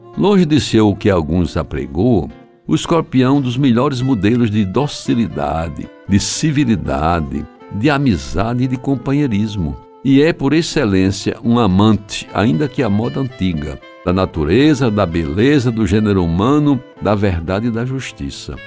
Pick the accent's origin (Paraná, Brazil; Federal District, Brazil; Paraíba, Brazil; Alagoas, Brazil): Paraíba, Brazil; João Pessoa; quando abri os olhos para o mundo, na casa número 508 da antiga Rua da Concórdia, em Jaguaribe